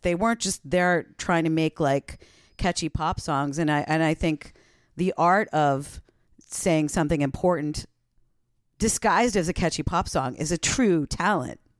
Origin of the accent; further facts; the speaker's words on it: East Coast, United States; I grew up on the East Coast